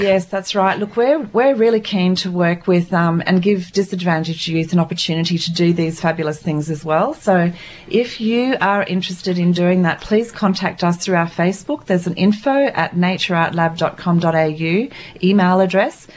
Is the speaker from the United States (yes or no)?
no; Papua New Guinea; moved away; I was born and brought up in Papua New Guinea